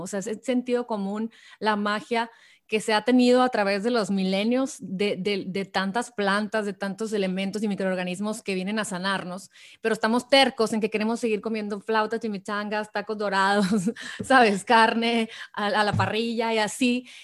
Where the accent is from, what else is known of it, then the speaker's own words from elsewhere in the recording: Sonora, Mexico; tú y yo que somos sonorenses